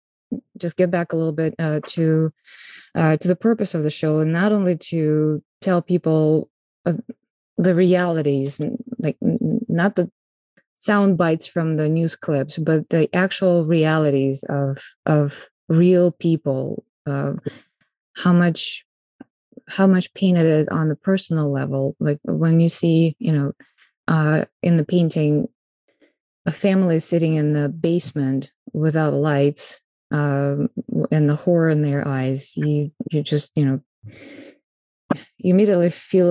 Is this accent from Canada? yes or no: no; Moscow, Russia; moved away as an adult; now in United States; I'm Russian and I was born in Moscow